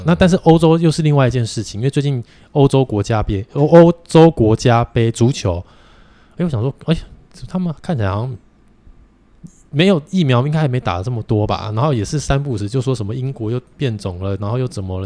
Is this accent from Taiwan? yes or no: yes; Taiwan; also born or lived in Japan; 台湾人跟日本人两个民族性就， 就八竿子都打不着了